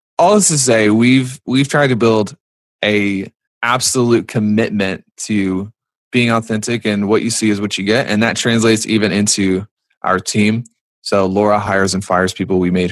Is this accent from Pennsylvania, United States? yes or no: no; North Carolina, United States; I'm from North Carolina